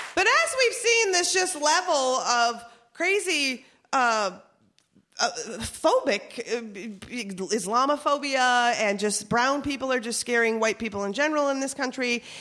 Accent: Minnesota, United States; We're from Minnesota.

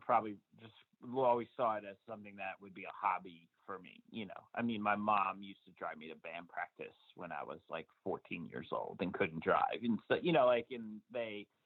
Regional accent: New Jersey, United States; I lived in New Jersey my entire life. I was born in like Central Jersey, and, you know, lived up to there through high school

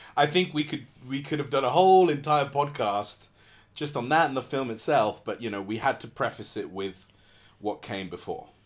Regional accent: England, United Kingdom; as an English person

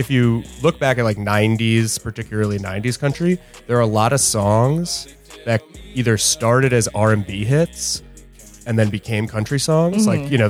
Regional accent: Hastings-on-Hudson, New York, United States; I grew up in a town called Hastings-on-Hudson, which is like 15 miles north of Manhattan.

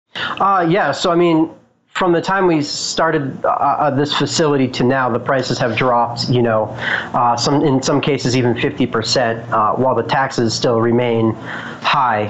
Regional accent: Boulder, Colorado, United States; I'm from Boulder, Colorado, so I definitely had uh, my my use of cannabis when I was younger in high school

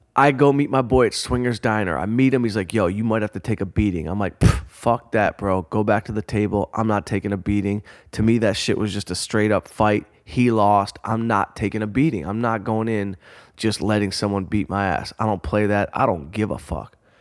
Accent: Detroit, Michigan, United States; growing up outside Detroit

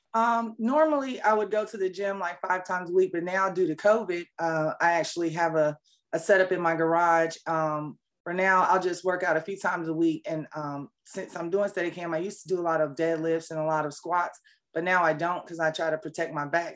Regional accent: Fayetteville, North Carolina, United States; moved away as an adult; also born or lived in Seoul, South Korea; now in Atlanta, United States; I'm um, originally from Seoul, Korea, and uh, I was raised in Fayetteville, North Carolina

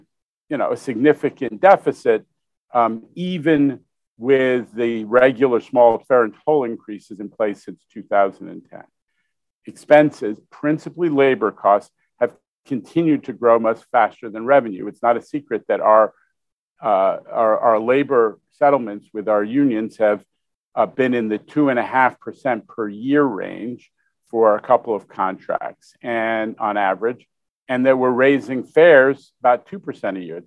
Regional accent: New York City, New York, United States; being a New Yorker who lived through the fiscal crisis of the 1970s

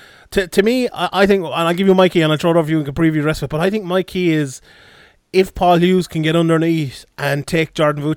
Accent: Ireland; I'm biased Irish

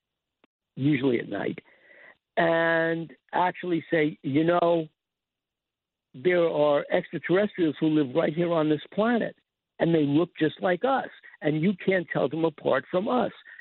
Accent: New York City, New York, United States; I'm from Forest Hills

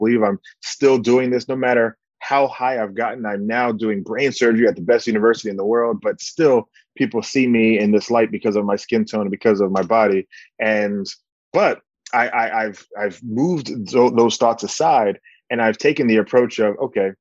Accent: Bahamas; my countrymen in the Bahamas

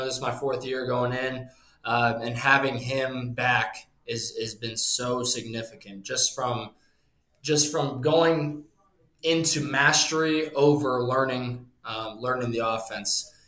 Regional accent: Cincinnati, Ohio, United States; also born or lived in Illinois; I was born actually in Berenson, Illinois, right outside of Chicago. A lot of my family's from Chicago, the Illinois area. And then we moved to Cincinnati when I was young

